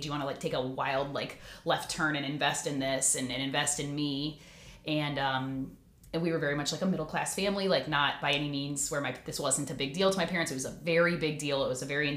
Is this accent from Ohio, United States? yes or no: yes; Concord Township, Ohio, United States; also born or lived in Toledo, Ohio; I grew up in Concord Township, went to Riverside High School, and then, you know, after college, stayed in this area